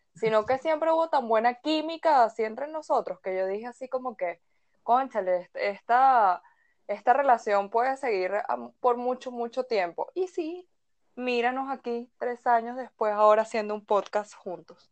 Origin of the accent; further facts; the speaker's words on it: Caracas, Capital District, Venezuela; nací en Caracas un 6 de noviembre. Em, he vivido toda mi vida en Caracas